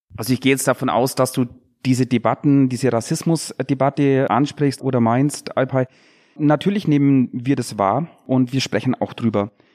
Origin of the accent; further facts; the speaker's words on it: Bad Wörishofen, Bavaria, Germany; ich komme aus Bad Würdeshofen im Unterallgäu